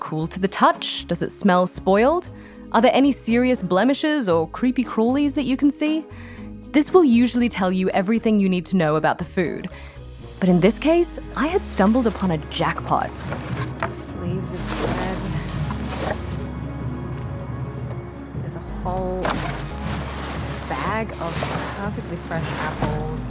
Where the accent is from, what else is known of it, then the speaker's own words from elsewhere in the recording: Sydney, New South Wales, Australia; moved away as an adult; now in Boston, United States; I produced a radio show in my hometown of Sydney, Australia